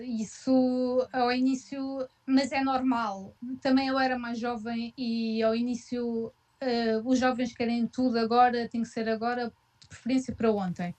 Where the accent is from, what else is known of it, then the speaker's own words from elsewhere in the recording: Portugal; now in Gütersloh, Germany; Não é como em Portugal, pelo menos de um, de onde eu venho